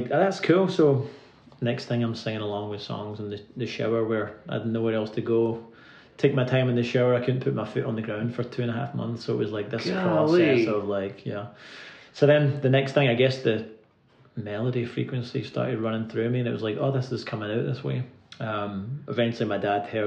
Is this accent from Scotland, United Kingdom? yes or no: yes; Irvine, Scotland, United Kingdom; moved away as an adult; now in Nashville, United States; I'm from a little town on the west coast called Irvine. It's the real Shire, the Ayrshire on the west coast of Scotland